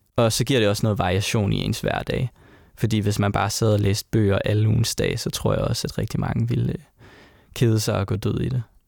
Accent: Sønderborg, Southern Denmark, Denmark; i Sønderborg, hvor jeg kommer fra

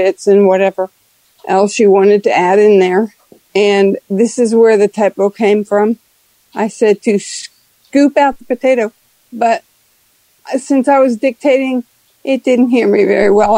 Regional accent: New Orleans, Louisiana, United States; I'm from New Orleans, Louisiana

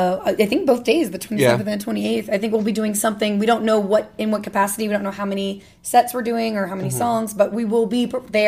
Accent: Louisiana, United States; I'm from Louisiana. Technically, Bone Cage and I could be related at this rate.

